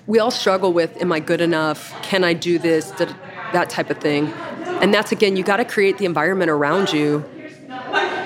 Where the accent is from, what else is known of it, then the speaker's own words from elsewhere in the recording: Appalachia, United States; moved away; I'm Appalachian, you know. I'm from the country where everyone knows you. And, you know, like growing up, in my town's 1,700 people